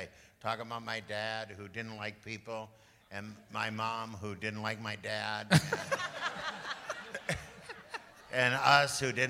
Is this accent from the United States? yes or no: yes; Midwest, United States; I'm a Midwesterner.